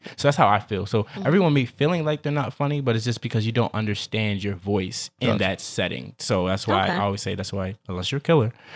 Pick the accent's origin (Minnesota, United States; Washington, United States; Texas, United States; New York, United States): New York, United States; New York City; moved away as an adult; also born or lived in Queens; I was growing up in Queens and I moved to Brooklyn in like second grade.